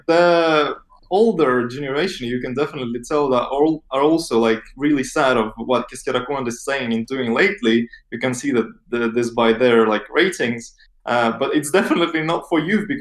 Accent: Narva, Ida-Viru County, Estonia; moved away; I'm from Narva originally

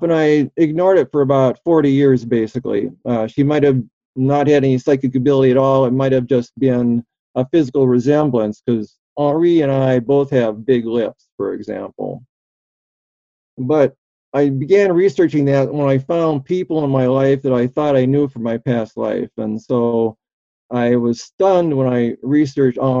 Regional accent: Albion, New York, United States; I was born in Albion, New York

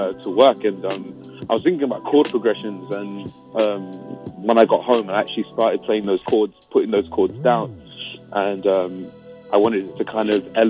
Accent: London, United Kingdom; also born or lived in Nigeria; because I'm originally Nigerian. Like I was born in London. But yeah, Nigerian. My parents are Nigerian.

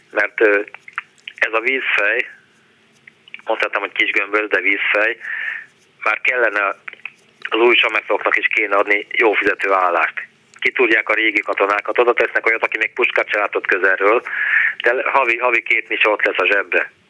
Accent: Budapest, Hungary; moved away as an adult; also born or lived in England; én már itt születtem Pesten, tehát én már Estepesti vagyok

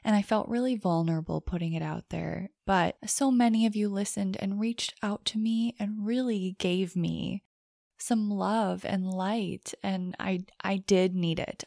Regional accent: United States; as an American

